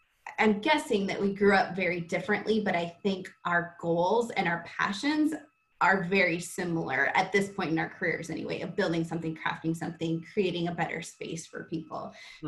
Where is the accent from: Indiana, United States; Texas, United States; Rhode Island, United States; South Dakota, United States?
South Dakota, United States; I grew up in South Dakota, in a small town of South Dakota. Diversity for me was if you're a Lutheran or Catholic